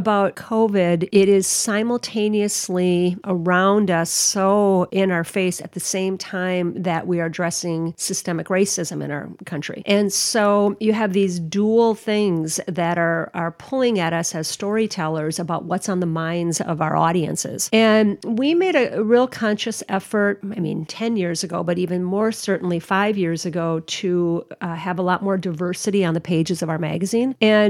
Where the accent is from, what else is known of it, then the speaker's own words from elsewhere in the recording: Minnesota, United States; And I'm from Minnesota.